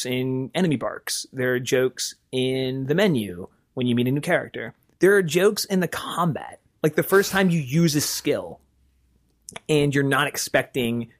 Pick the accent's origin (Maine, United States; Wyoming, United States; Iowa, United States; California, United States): Wyoming, United States; moved away; I was a little white kid growing up in Wyoming